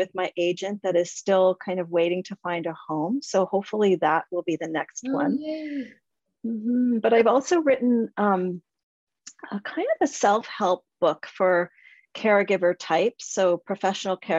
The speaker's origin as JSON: {"language": "English", "town": "Whitby", "region": "Ontario", "country": "Canada", "tie": "born or raised there", "said": "Small town Whitby, Tuesday afternoon brownies, daily Lord's prayers, Friday evening Gujarati classes"}